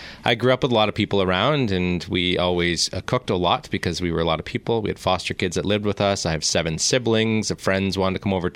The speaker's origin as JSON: {"language": "English", "town": "Zurich", "region": "Ontario", "country": "Canada", "tie": "born or raised there", "also_born_or_lived": "Victoria", "said": "Yeah, I'm from the Zurich area. Okay. I grew up on an organic farm there."}